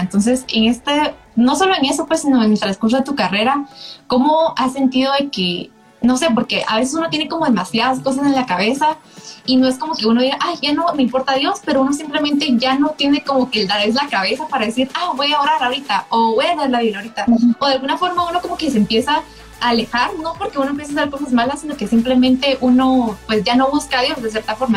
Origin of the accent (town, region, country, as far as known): Guatemala